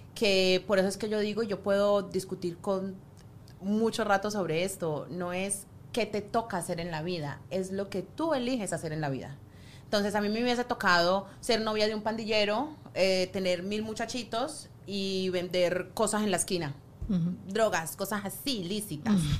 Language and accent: Spanish; Colombia; now in United States; colombiana, tú sabes que acá los colombianos